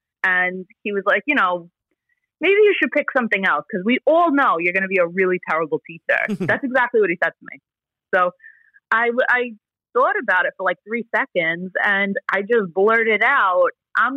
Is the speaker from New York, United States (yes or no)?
yes; New York City, New York, United States; first language Italian; English is a second language; I grew up in Bensonhurst